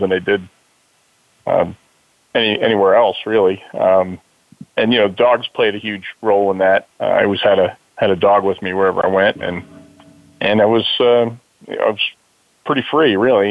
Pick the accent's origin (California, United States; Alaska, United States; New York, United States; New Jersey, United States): New York, United States; Mount Hope; also born or lived in Yonkers, New York; we moved to Middletown, New York, a little town called Mount Hope, and my nearest neighbor was about a 3/4 mile away